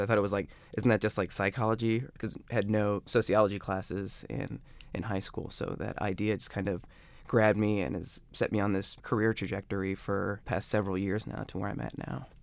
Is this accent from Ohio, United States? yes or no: yes; Akron, Ohio, United States; moved away; I'm from Akron.